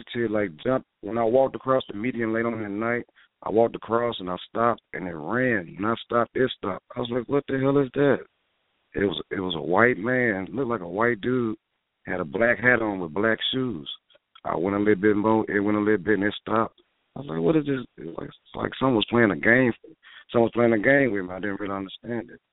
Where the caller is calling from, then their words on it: New Orleans, Louisiana, United States; I'm calling from New Orleans.